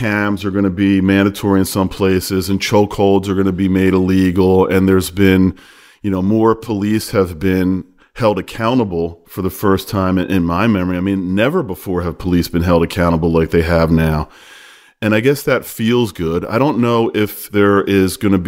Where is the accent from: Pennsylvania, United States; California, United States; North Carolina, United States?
Pennsylvania, United States; Horsham; moved away; my hometown of Horsham, Pennsylvania